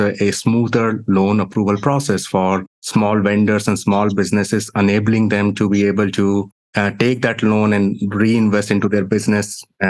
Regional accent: India; I come from India

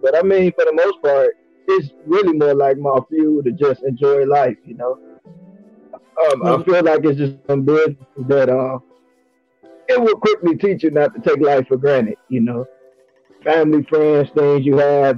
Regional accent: Illinois, United States; I was born and raised in Illinois, so I mean it's pretty much home to me.

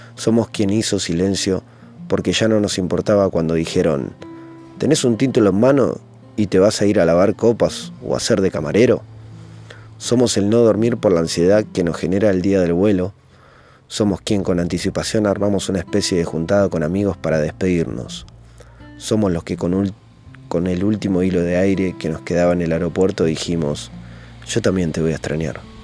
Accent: Argentina; moved away as an adult; now in Italy

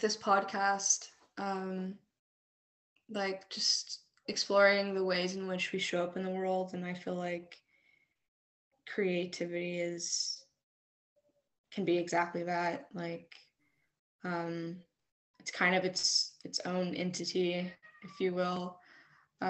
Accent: Fayetteville, North Carolina, United States; I was born and raised here in Fayetteville, North Carolina.

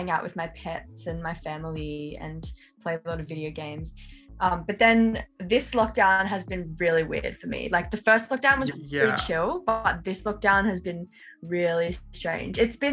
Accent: Central Coast, New South Wales, Australia; moved away as an adult; now in Sydney, Australia; I'm from the Central Coast, which is like a little bit out of Sydney, like more regional, but I've lived in Sydney for the last year and a bit

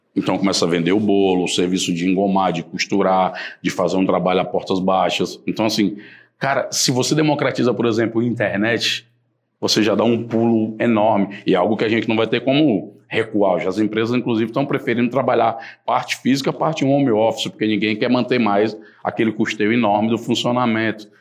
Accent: Fortaleza, Ceará, Brazil; Eu sou de Fortaleza

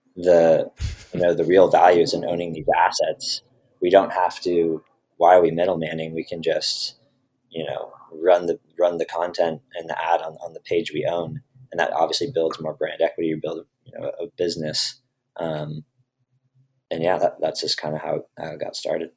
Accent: Redwood City, California, United States; also born or lived in Boulder, Colorado; I was from Redwood City

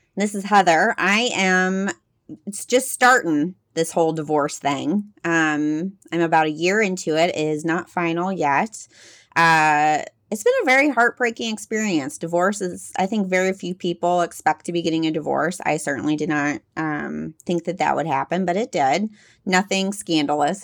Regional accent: Texas, United States; accent: Texas mixed with some Midwest; also born or lived in Midwest; I grew up in Texas, which you might be able to hear a little bit my voice, mixed with some Midwest

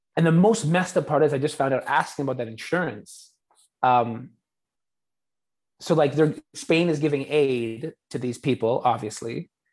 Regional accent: Canada; moved away; I'm Canadian

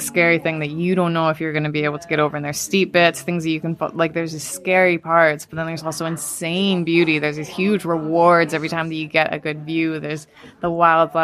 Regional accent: Calgary, Alberta, Canada; I was lucky enough to grow up in the Canadian Rockies

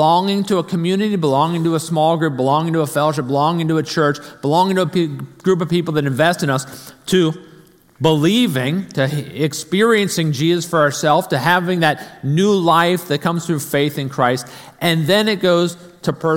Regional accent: Arlington, Virginia, United States; I grew up in North Arlington, up near Chain Bridge

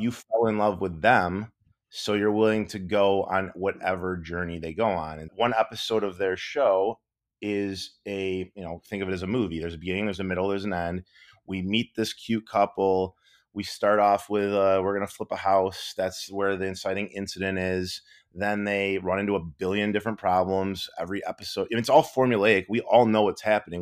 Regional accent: Michigan, United States; moved away; also born or lived in Los Angeles; growing up in Michigan

